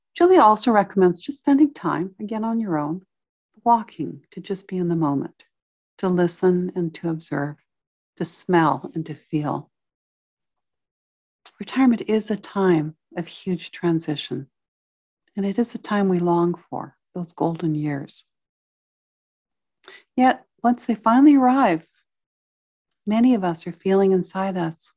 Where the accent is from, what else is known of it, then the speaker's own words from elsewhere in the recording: Victoria, British Columbia, Canada; I spent several years as a child growing up in Victoria on the slopes of Mount Tolmie